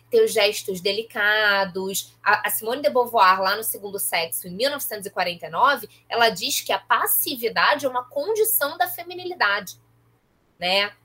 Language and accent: Portuguese; Nova Iguaçu, Rio de Janeiro, Brazil; now in Rio de Janeiro, Brazil; eu sou de Nova Iguaçu